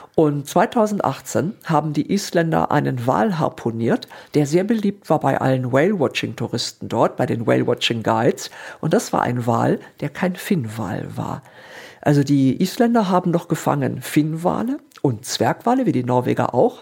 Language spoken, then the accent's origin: German; Hamburg, Northern Germany, Germany; moved away as an adult; now in Darmstadt, Germany; bin dann von Hamburg, ich bin eigentlich Norddeutsche und äh, Meeresliebhaberin, und dann bin ich irgendwann nach Darmstadt gezogen